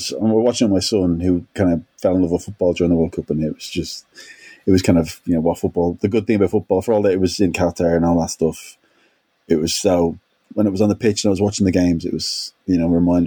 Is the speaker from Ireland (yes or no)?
yes; Ireland; I'm Irish